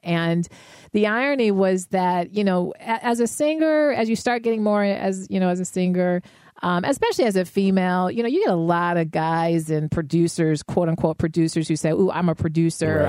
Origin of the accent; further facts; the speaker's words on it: Denver, Colorado, United States; I was raised in Denver